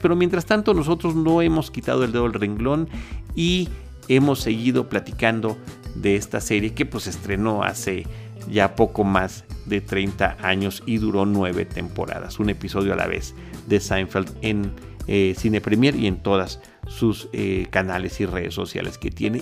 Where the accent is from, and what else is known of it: Mexico